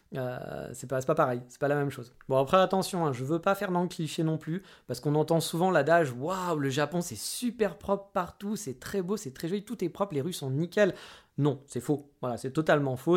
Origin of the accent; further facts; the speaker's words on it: France; moved away; also born or lived in Japan; on est français